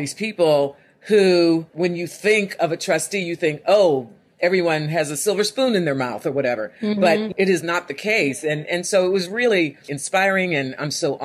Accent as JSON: {"language": "English", "town": "Homestead", "region": "Pennsylvania", "country": "United States", "tie": "born or raised there", "said": "Growing up in Homestead, which was the seat of U.S. Steel for a couple of centuries, real blue-collar town"}